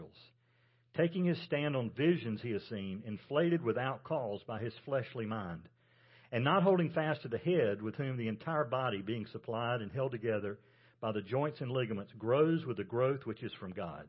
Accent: South Carolina, United States; I'm from South Carolina

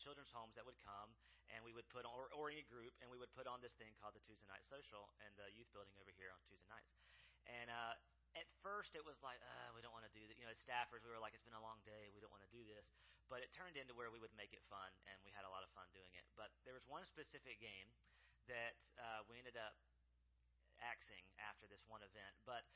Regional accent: South Mississippi, United States; So I'm from South Mississippi, grew up there

